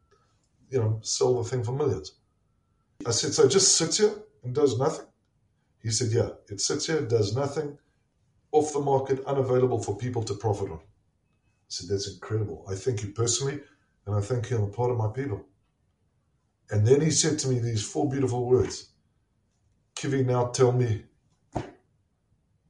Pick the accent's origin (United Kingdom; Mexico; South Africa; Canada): South Africa; moved away as an adult; also born or lived in Pittsburgh, Pennsylvania; now in United States; I'm a South African. And we did not grow up with this culture.